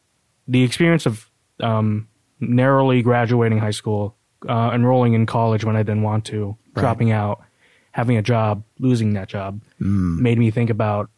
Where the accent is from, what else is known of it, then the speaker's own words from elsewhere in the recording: Connecticut, United States; I enrolled at the University of Connecticut at the satellite campus in my hometown